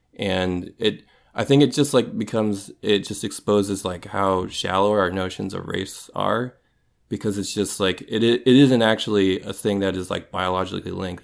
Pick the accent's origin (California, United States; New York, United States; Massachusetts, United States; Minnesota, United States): Minnesota, United States; moved away as an adult; now in Pacific Northwest, United States; I grew up in Minnesota